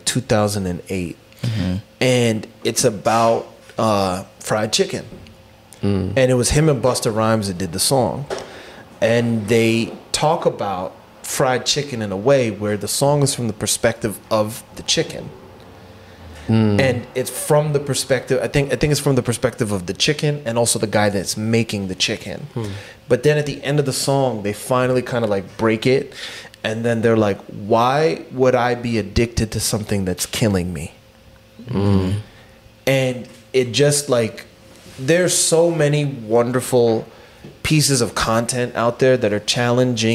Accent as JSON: {"language": "English", "country": "United States", "tie": "born or raised there", "said": "growing up in America"}